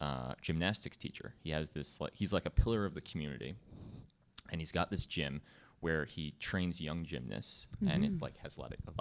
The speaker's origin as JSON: {"language": "English", "town": "East Brunswick", "region": "New Jersey", "country": "United States", "said": "East Brunswick, New Jersey."}